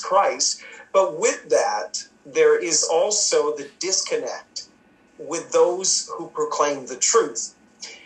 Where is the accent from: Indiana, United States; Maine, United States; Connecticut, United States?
Maine, United States; moved away as an adult; now in Sussex, Canada; originally from the state of Maine, born and raised in Maine, both Daphne